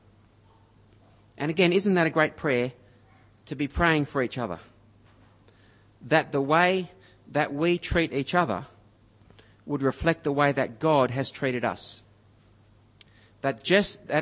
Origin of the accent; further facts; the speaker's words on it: Griffith, New South Wales, Australia; moved away; where I grew up in Griffith